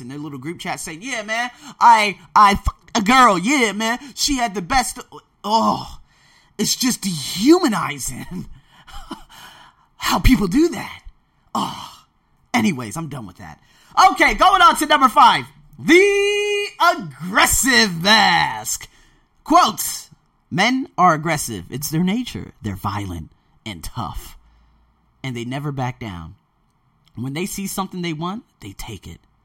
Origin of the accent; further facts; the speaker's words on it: United States; now in Thailand; I was born in America